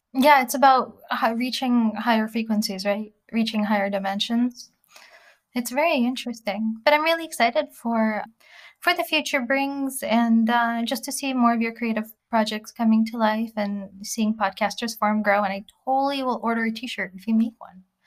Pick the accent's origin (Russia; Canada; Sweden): Russia; moved away; as an immigrant, you know, growing up in Russia with no running water